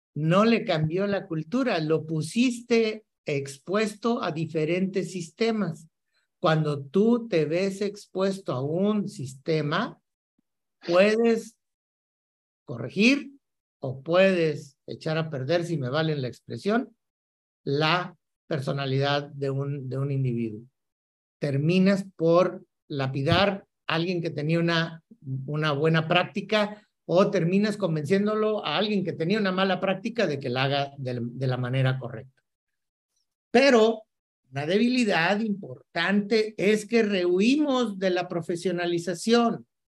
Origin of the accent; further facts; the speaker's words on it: Mexico; cómo somos los mexicanos y los latinoamericanos